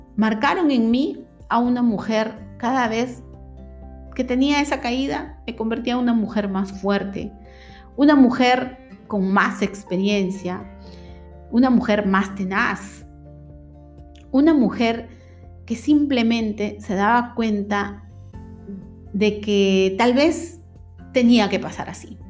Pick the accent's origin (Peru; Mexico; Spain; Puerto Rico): Peru; aquí en mi país, Perú